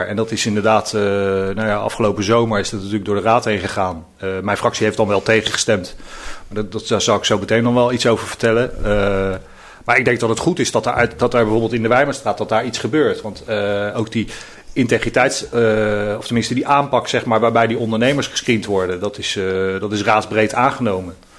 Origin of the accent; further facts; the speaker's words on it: The Hague, South Holland, Netherlands; ik ben geboren en getogen in Eskamp, in dit uh, deel van, uh, van Den Haag